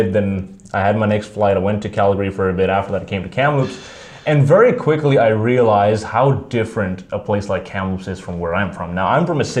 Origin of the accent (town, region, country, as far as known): Pakistan; moved away as an adult